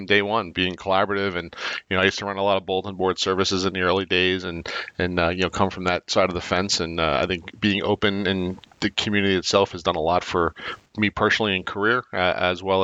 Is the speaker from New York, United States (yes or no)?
yes; Long Island, New York, United States; Growing up in Long Island, being part of the 516 group